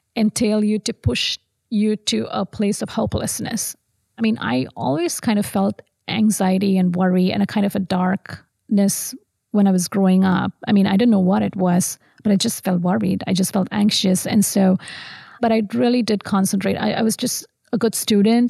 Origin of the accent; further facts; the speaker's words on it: Tamil Nadu, India; moved away as an adult; also born or lived in Madurai; now in Central Florida, United States; I grew up in South India, so um, I was born in Madurai, which um, honestly is called a city of temples